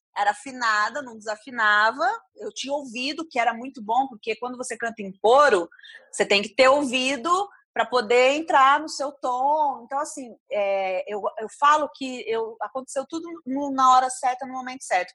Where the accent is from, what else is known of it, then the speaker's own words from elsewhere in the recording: Ribeirão Preto, São Paulo, Brazil; moved away as an adult; eu saí de Ribeirão com 22 anos